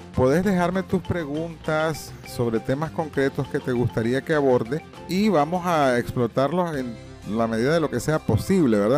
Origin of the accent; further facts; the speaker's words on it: Nicaragua; Somos nicas, naturalmente